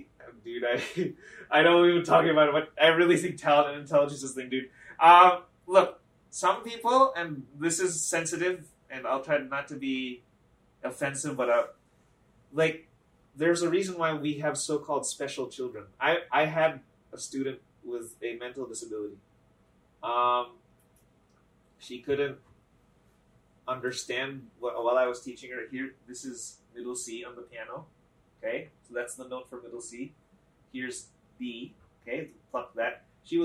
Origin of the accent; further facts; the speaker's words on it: Philippines; now in United States; I was born in the Philippines.